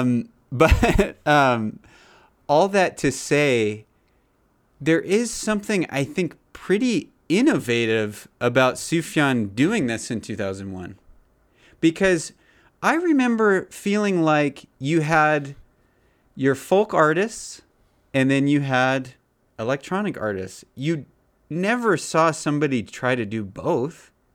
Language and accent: English; United States; growing up in America